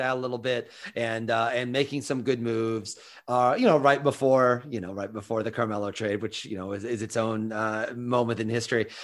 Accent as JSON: {"language": "English", "region": "Midwest", "country": "United States", "also_born_or_lived": "New York", "moved": "as an adult", "lives_now": "Athens, United States", "said": "I'm from the Midwest"}